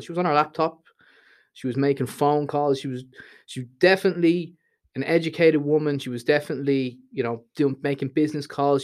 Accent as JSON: {"language": "English", "town": "Dublin", "region": "Leinster", "country": "Ireland", "tie": "born or raised there", "also_born_or_lived": "Thailand", "moved": "as an adult", "said": "the Dublin I grew up"}